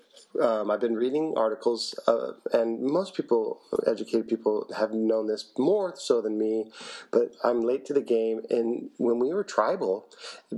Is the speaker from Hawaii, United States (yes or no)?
yes; Hawaii, United States; I grew up in Hawaii